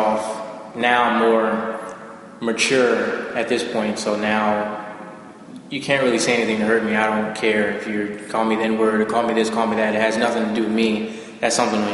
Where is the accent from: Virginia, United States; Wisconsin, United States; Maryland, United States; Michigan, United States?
Maryland, United States; Oxon Hill; also born or lived in Washington, D.C. / Charles County, Maryland; I was born in Washington, D.C., Southeast Washington, D.C., and I was raised in Prince George's County, so Oxon Hill, Maryland, Fort Washington area.